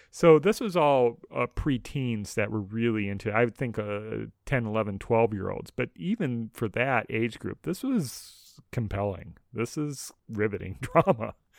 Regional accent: Minneapolis–Saint Paul, Minnesota, United States; growing up in Twin Cities in Minnesota

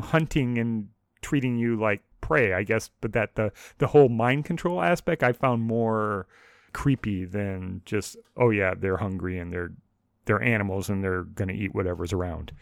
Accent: United States; I'm an American

